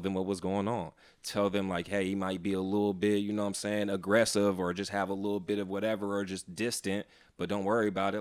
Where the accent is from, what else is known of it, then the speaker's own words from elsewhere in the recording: San Francisco, California, United States; born and raised in San Francisco